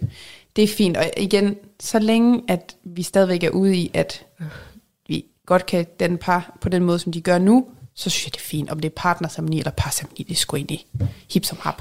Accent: Jutland, Denmark; accent: Jutlandic; jeg er jyde

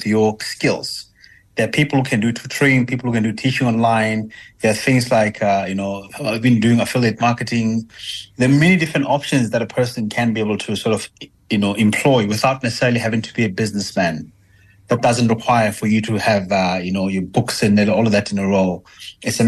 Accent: South Africa; accent: South African; being a South African with a more palatable accent

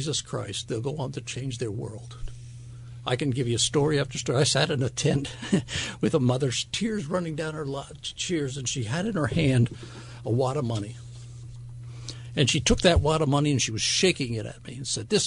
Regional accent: Wyckoff, New Jersey, United States; moved away as an adult; also born or lived in Flemington, New Jersey / Asheville, North Carolina; I come off a dairy farm in the state of New Jersey. I grew up in Wyckoff

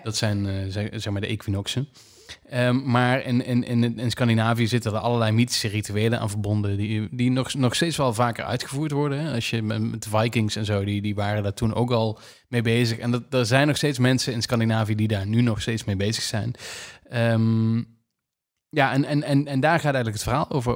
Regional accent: Netherlands; als Nederlanders

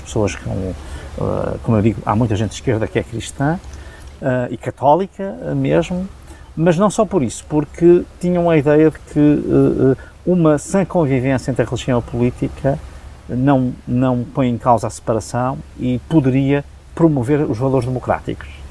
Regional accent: Portugal; adoro ser português

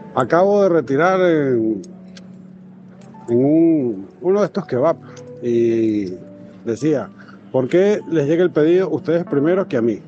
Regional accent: Venezuela; moved away as an adult; now in Spain; soy inmigrante venezolano. Llegué hace unos cinco años

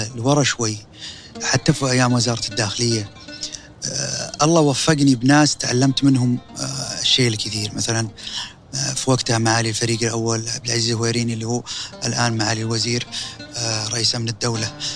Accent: Saudi Arabia; كسعودي انا

